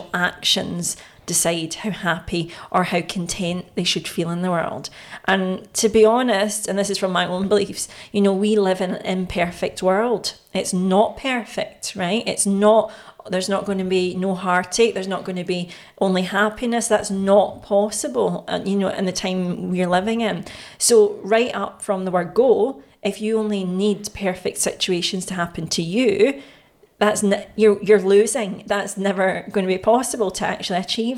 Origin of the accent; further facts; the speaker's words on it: Glasgow, Scotland, United Kingdom; back in those days, in the 90s in Scotland or in Glasgow